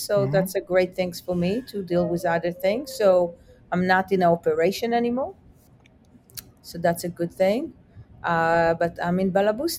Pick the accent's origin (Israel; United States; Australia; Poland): Israel; What I would cook for you would be probably different than what I would cook for a friend I grew up in Israel, because the palate is super different.